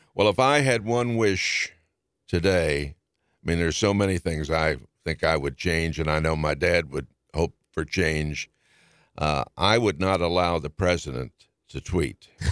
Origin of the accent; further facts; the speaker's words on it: Washington, District of Columbia, United States; growing up in Washington in those days was a joy